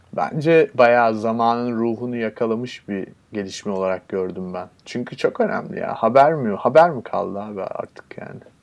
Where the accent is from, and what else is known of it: Turkey